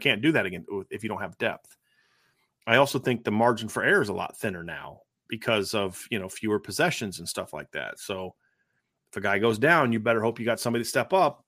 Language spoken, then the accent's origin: English; Ohio, United States; moved away; I, I grew up in Ohio